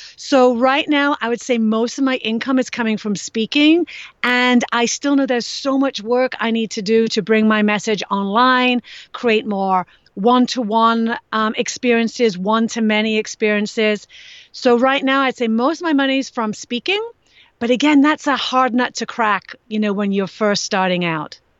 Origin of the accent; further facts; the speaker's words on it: England, United Kingdom; moved away; I grew up in England